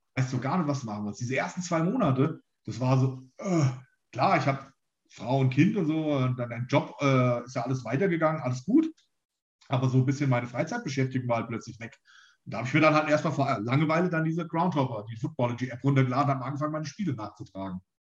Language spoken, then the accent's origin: German; Germany; also born or lived in near Frankfurt; hier in der Rhön oder so, wo ich aufgewachsen bin